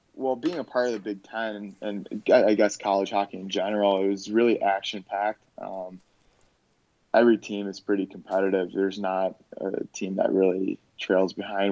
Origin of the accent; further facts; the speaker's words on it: Park Ridge, Illinois, United States; moved away as an adult; now in Madison, United States; I grew up in Park Ridge, Illinois